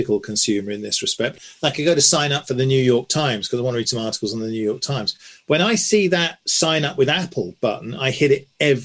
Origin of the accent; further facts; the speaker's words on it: Swindon, South West England, United Kingdom; when I was growing up in Swindon